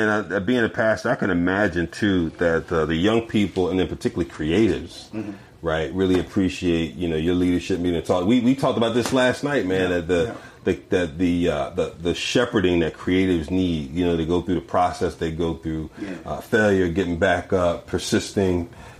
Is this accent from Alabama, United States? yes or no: no; Philadelphia, Pennsylvania, United States; I'm from Philly, man.